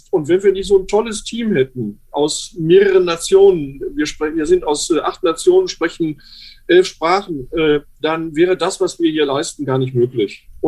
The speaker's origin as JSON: {"language": "German", "region": "Berlin", "country": "Germany", "said": "Das erträgt man äh, nur sehr, sehr schwer als Berliner."}